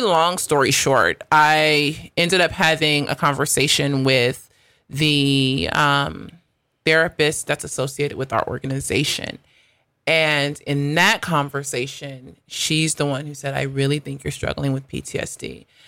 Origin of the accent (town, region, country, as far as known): United States; accent: American; moved away as an adult; also born or lived in South Africa